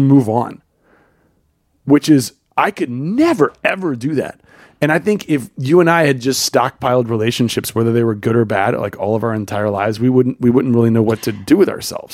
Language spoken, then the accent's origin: English; the South, United States; I grew up in the South.